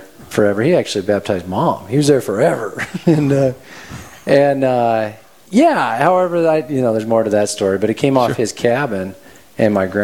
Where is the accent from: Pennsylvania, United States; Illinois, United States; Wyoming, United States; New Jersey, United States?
Wyoming, United States; Worland; I actually grew up with them a bit back in my hometown of Worland, Wyoming